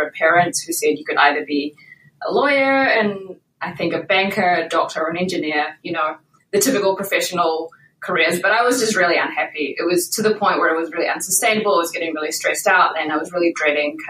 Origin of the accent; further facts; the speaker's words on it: New Zealand; moved away; In case you can't tell from my accent, I'm originally from New Zealand